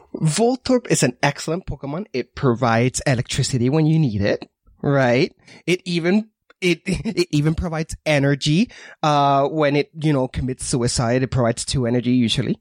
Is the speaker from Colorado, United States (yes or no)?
no; Washington, United States; I'm from Washington State